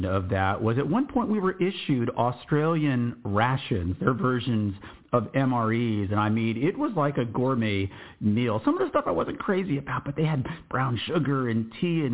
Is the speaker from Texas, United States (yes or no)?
yes; Texas, United States; I'm from Texas